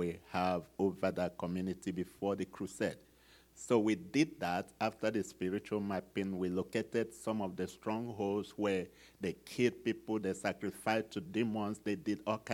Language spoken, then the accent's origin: English; Nigeria; this guy that is from Nigeria